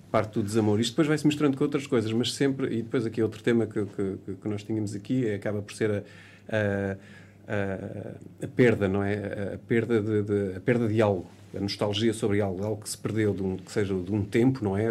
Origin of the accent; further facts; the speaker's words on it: Portugal; nós somos portugueses